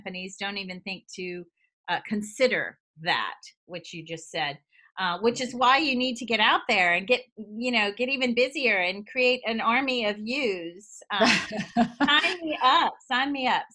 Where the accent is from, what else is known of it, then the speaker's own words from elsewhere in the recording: the South, United States; moved away as an adult; also born or lived in Boston; I'm from the South